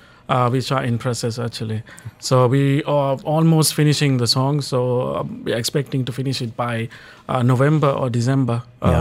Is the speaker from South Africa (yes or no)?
no; Sri Lanka; moved away; From Sri Lanka.